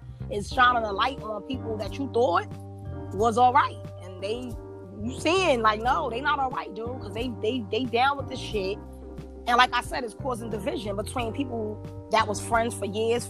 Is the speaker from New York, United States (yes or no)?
yes; New York City, New York, United States; moved away as an adult; now in Virginia, United States; I'm from Brooklyn.